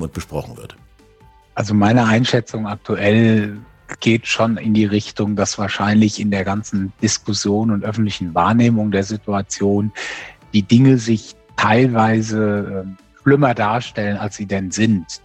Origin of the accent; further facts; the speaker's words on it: Germany; als Deutsche